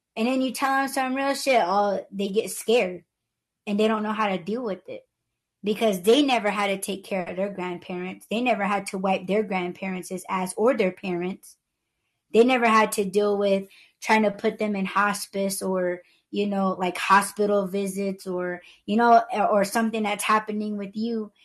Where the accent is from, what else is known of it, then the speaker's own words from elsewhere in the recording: Southwest, United States; I'm Native American